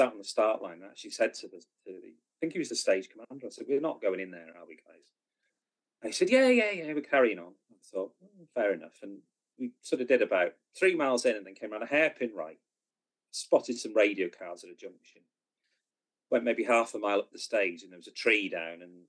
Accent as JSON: {"language": "English", "region": "Wales", "country": "United Kingdom", "said": "being a Welshman."}